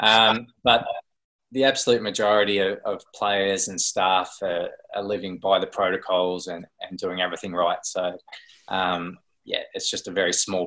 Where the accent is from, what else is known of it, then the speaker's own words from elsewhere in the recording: Swan Hill, Victoria, Australia; moved away; I grew up in Swan Hill. My parents still live there